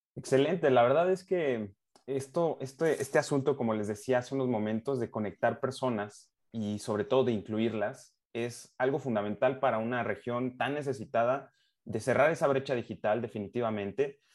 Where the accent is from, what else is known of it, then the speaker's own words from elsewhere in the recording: Mexico; como mexicano